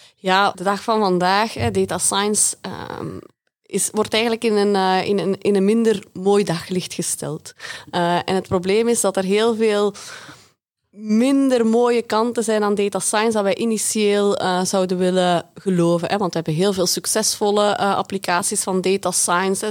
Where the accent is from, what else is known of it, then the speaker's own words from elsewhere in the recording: Belgium; uit België, uit het verre België